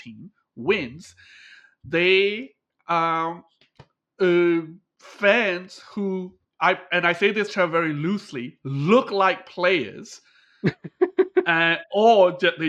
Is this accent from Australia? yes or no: yes; Australia; now in Japan; I'm Australian